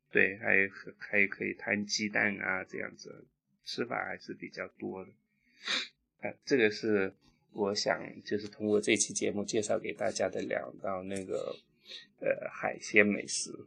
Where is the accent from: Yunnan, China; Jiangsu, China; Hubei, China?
Jiangsu, China; Qidong; now in Guangdong, China; 我的家乡是江苏启东